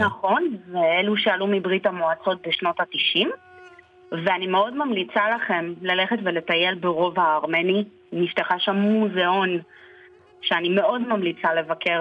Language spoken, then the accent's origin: Hebrew; Armenia; now in Israel; וזה המולדת שלי, שם נולדתי, שם אני מבקרת כל שנה.